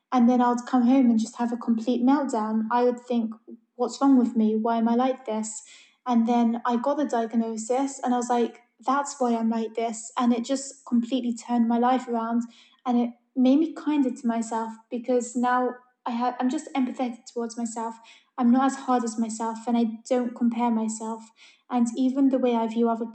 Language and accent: English; London, United Kingdom; I'm from London. I've lived here my whole life